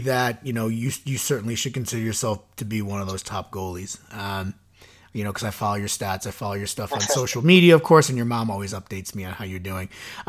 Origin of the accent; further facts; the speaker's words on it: Suffern, New York, United States; where I grew up in Suffern